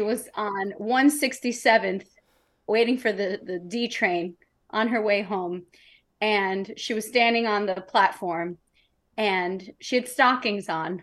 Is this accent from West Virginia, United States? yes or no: no; New York City, New York, United States; growing up in New York City